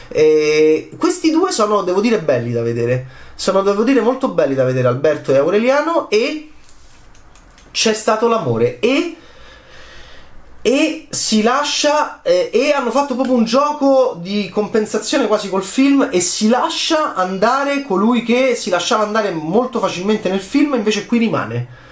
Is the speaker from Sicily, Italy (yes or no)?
no; Rome, Lazio, Italy; da romano